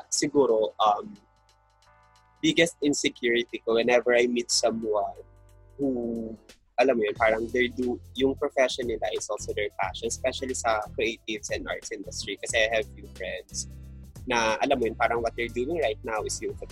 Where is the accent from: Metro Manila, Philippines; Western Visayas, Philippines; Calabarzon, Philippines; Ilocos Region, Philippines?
Calabarzon, Philippines; Batangas; since I'm from Batangas